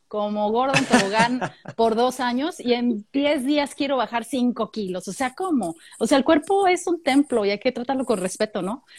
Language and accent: Spanish; Mexico; moved away as an adult; now in Australia; nosotros como mexicanos cuando viví en México